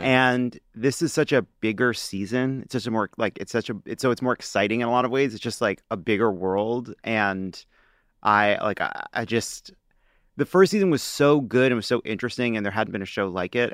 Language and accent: English; New York City, New York, United States; now in Los Angeles, United States; I'm a New Yorker, uh, by birth and constitution